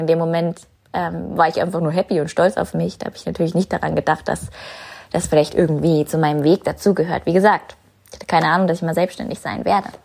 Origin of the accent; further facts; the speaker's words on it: New Zealand; moved away; meinen Flug nach Neuseeland, zurück in meine Heimat